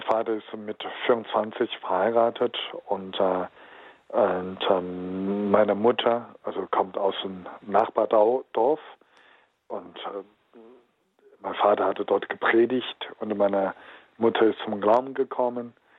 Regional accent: Henan, China; German is a second language; now in Germany; in meiner Heimat, ich spreche von einer Provinz, heißt Henan

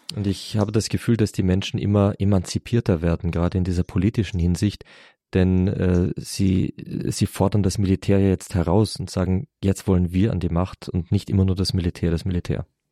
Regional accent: Germany; bei uns in Deutschland

